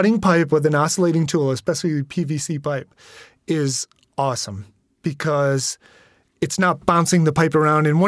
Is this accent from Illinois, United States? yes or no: no; Catskills, New York, United States; I'm from the Catskills. This is how we roll up here